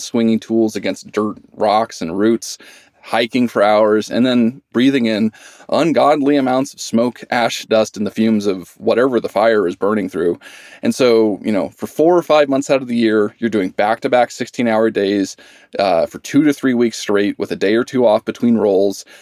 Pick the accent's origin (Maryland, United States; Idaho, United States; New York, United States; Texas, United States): Idaho, United States; moved away as an adult; I grew up in Idaho